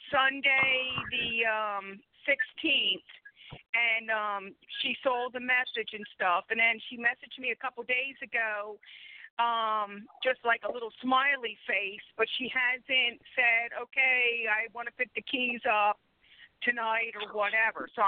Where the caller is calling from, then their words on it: Philadelphia, Pennsylvania, United States; I'm calling from Philadelphia, PA.